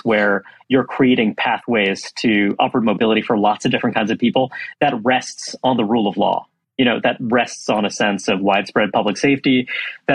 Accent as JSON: {"language": "English", "town": "New York City", "region": "New York", "country": "United States", "tie": "born or raised there", "said": "I grew up in Brooklyn, New York"}